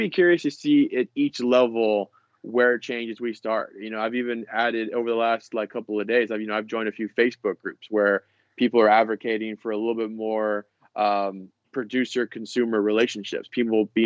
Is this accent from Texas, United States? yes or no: yes; about an hour south of Houston, Texas, United States; now in Houston, United States; I live in Houston. The last couple of weeks I've actually come to my hometown. It's a little bit – it's about an hour south of Houston